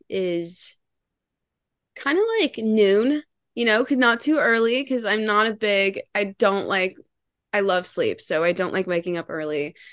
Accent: Canada; And she's Canadian. That's a plus, because I'm from Canada.

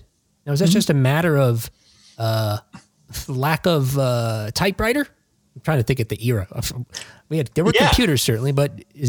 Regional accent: Jersey City, New Jersey, United States; moved away; I'm from Jersey City, New Jersey originally.

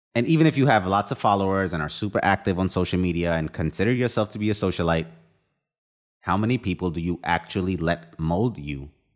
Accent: India; moved away; I've experienced the full extended family under one roof, growing up in India

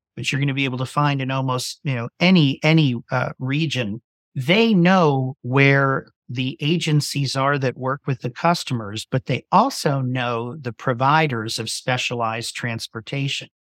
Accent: Virginia Beach, Virginia, United States; moved away as an adult; came back to my hometown, wanted to be close to my family

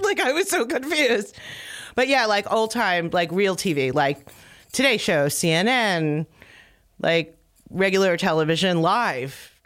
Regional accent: Philadelphia, Pennsylvania, United States; I grew up in, like, the first neighborhood out of Philadelphia

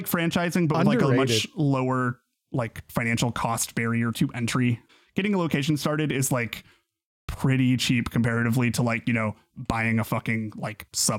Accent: Pittsburg, Kansas, United States; moved away as an adult; my hometown of Pittsburgh, Kansas.

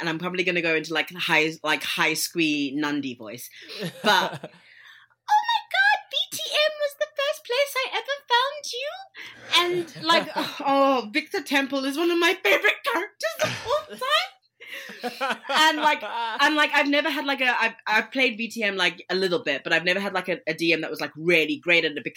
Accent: South Africa; now in London, United Kingdom; I live in London, but I'm South African

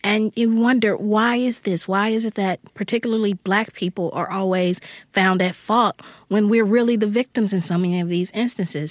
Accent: Jackson, Mississippi, United States; the neighborhood where I grew up here in Jackson, Mississippi

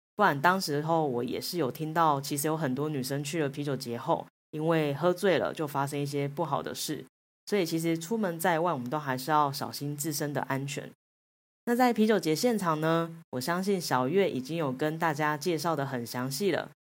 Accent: Taiwan; 那亚洲的话呢，就只有我一个台湾人

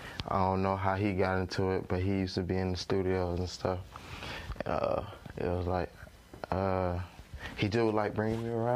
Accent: Jonesboro, Georgia, United States; I'm from Jonesboro, Georgia.

